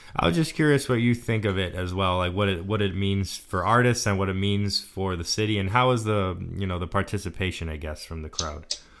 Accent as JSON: {"language": "English", "region": "Texas", "country": "United States", "moved": "yes", "said": "I'm from Texas, so I still am struggling to adapt to the cold."}